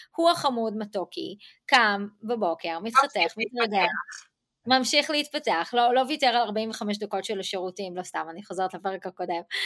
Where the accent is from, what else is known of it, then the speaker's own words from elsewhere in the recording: Israel; now in United States; אני ישראלית ואני עובדת בעברית עם ישראליות